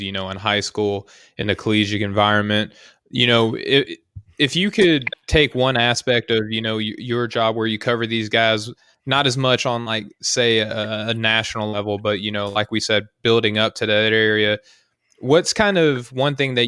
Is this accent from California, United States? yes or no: no; Arkansas, United States; I'm from Arkansas